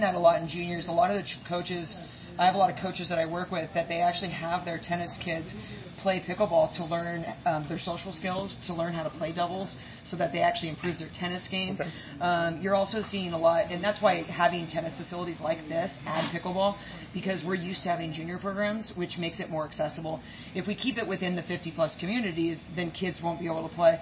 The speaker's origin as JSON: {"language": "English", "region": "Oregon", "country": "United States", "moved": "yes", "lives_now": "East Coast, United States", "said": "I'm from Oregon."}